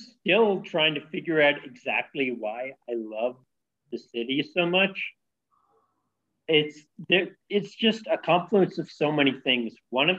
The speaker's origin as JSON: {"language": "English", "area": "San Francisco Bay Area", "region": "California", "country": "United States", "tie": "born or raised there", "also_born_or_lived": "Ohio", "moved": "as an adult", "lives_now": "Vietnam", "said": "So I'm from California, the San Francisco Bay Area, to be exact."}